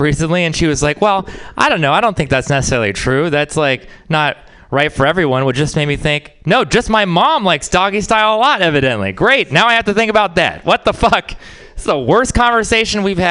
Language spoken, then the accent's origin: English; Texas, United States; I'm from Texas